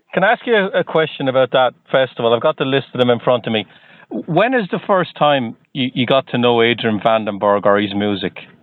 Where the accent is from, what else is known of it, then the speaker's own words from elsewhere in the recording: Ireland; now in Boston, United States; I'm originally from Ireland, but I'm just outside of Boston